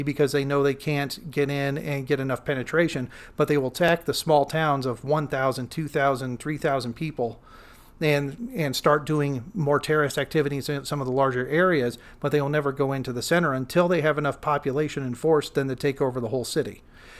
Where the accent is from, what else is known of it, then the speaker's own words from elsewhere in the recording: Iowa, United States; You know, we're both from from Iowa